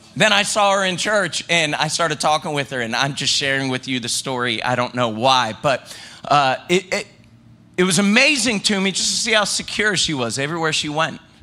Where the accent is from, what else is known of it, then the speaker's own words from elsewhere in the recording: the South, United States; I grew up in the South